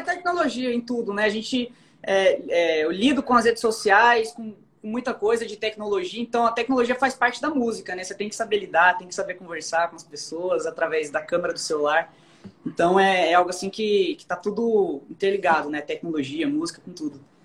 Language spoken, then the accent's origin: Portuguese; Barueri, São Paulo, Brazil; moved away as an adult; now in Goiânia, Brazil; eu nasci fui criado em São Paulo, em Barueri